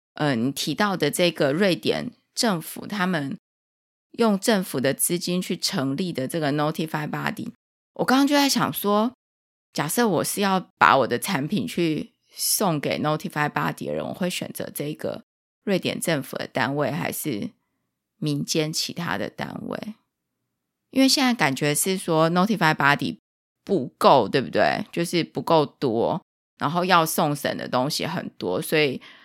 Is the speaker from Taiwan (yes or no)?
yes; Taiwan; 我们台湾跟美国的方式会比较相近